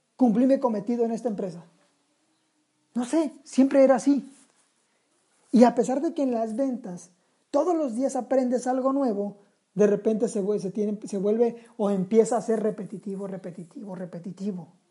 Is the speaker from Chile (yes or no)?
no; Sinaloa, Mexico; Somos sinaloenses